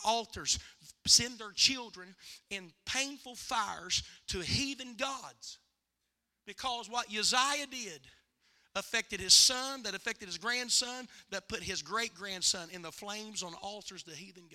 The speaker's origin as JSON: {"language": "English", "region": "West Virginia", "country": "United States", "said": "West Virginia"}